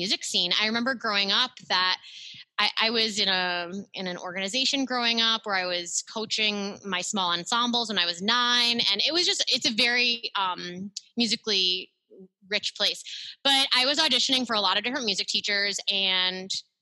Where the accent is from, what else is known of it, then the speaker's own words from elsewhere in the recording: Central New York, United States; I'm from Central New York.